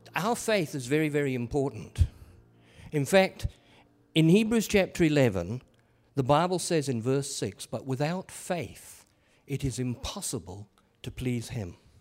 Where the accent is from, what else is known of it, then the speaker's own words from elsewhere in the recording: England, United Kingdom; I am an Englishman